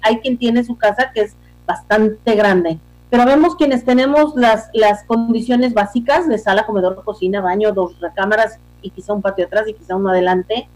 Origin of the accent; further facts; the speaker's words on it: Mexico; somos mexicanos